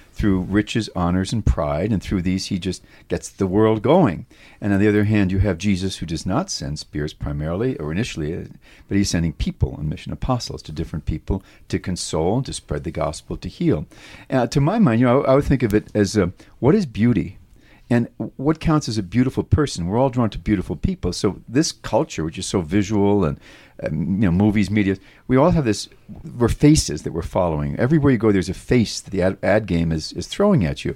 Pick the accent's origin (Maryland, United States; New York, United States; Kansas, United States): New York, United States; my hometown, like New York